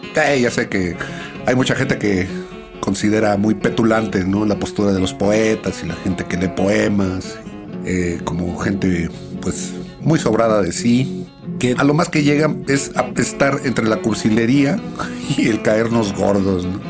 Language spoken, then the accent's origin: Spanish; Mexico; siendo los mexicanos tan nacionalistas como somos